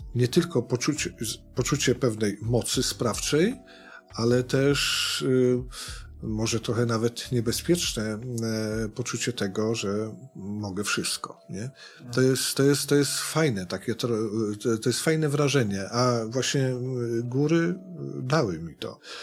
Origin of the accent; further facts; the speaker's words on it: Sudetes, Poland; u nas w Sudetach